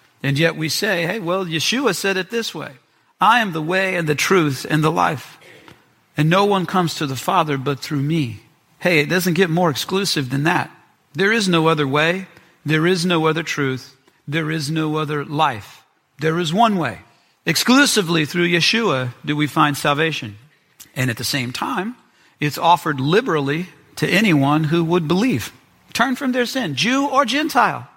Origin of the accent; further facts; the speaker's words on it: Memphis, Tennessee, United States; I'm from Memphis